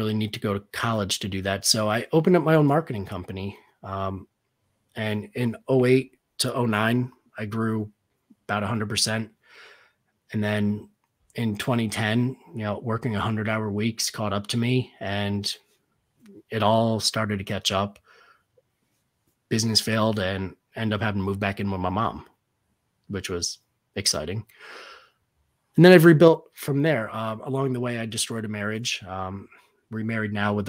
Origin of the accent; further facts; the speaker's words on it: Connecticut, United States; In my hometown, we have, it's a company called Levine's Automotive. They have like 20 locations in Connecticut.